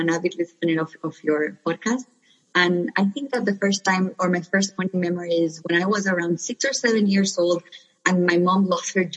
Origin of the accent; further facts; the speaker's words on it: Nicaragua; moved away as an adult; also born or lived in New York, United States; now in United States; I'm originally from Nicaragua. I was born and raised there. I came to the U.S. for college when I was 18, and I've been here ever since